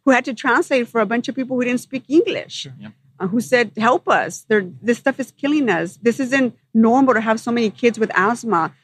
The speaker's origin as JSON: {"language": "English", "town": "Los Angeles", "region": "California", "country": "United States", "tie": "born or raised there", "also_born_or_lived": "Sun Valley, Los Angeles", "said": "I grew up in the San Fernando Valley"}